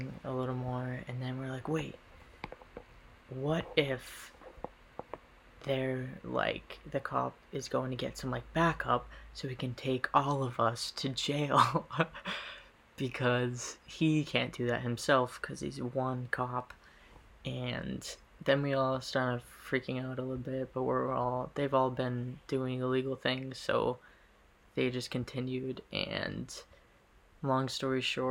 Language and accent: English; Massachusetts, United States; I was from Mass